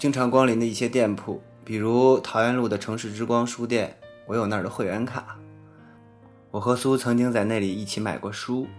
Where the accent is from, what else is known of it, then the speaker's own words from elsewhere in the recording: Zhengzhou, Henan, China; 我爱郑州，这里是我的故乡。